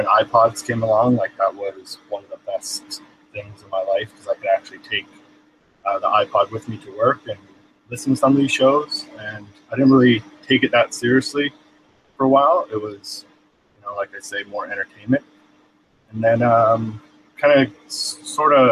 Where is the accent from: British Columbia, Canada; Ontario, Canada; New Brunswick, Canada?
British Columbia, Canada; I'm from Canada, British Columbia